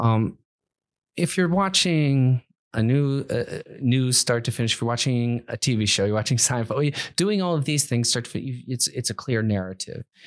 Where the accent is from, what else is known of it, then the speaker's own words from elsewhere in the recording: Akron, Ohio, United States; I'm from the Midwest. I'm from Akron, Ohio